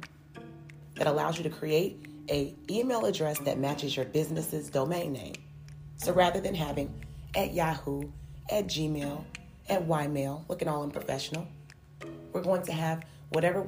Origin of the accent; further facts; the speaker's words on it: Chicago, Illinois, United States; I'm from Chicago, Illinois